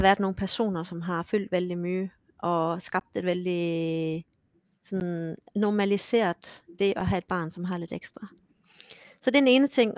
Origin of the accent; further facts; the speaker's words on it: Esbjerg, Southern Denmark, Denmark; moved away as an adult; also born or lived in Odense / Copenhagen; now in Hamar, Norway; Jeg kommer mm. fra Esbjerg, som er på vestkysten, og har så boet også i Odense og København.